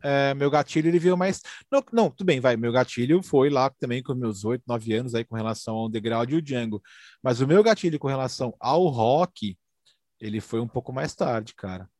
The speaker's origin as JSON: {"language": "Portuguese", "region": "São Paulo", "country": "Brazil", "said": "sou daqui da, da, da, da, Vila Carrão"}